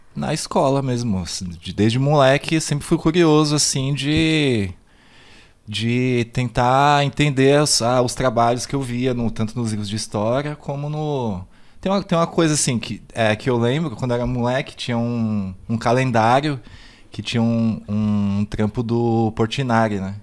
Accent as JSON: {"language": "Portuguese", "region": "São Paulo", "country": "Brazil", "tie": "born or raised there", "said": "eu nasci no Capão Redondo, né? Uhum. É, nasci no no, em Santo Amaro, mas assim, moro de, é, no São Bento Novo"}